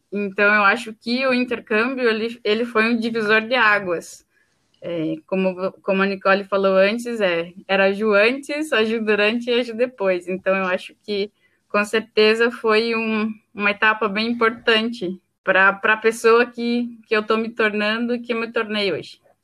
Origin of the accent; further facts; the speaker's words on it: Bituruna, Paraná, Brazil; moved away as an adult; now in Dublin, Ireland; eu sou do Paraná, numa cidadezinha chamada Bituruna